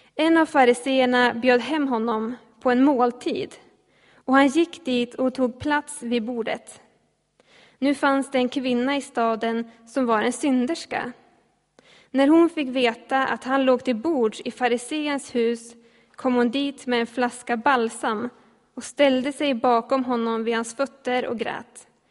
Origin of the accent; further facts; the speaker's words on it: Ljustorp, Västernorrland County, Sweden; moved away as an adult; now in Gävle, Sweden; jag bor i Gävle för tillfället men jag kommer från Ljustorp